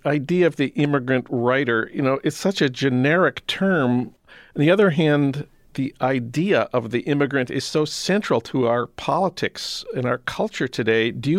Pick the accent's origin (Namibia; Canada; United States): United States; Saint Paul, Minnesota; That's news from my hometown of St. Paul